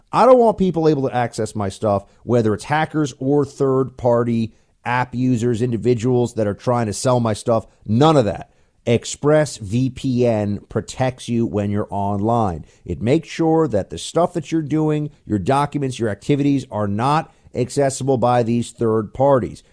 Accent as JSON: {"language": "English", "region": "New York", "country": "United States", "said": "as a New Yorker"}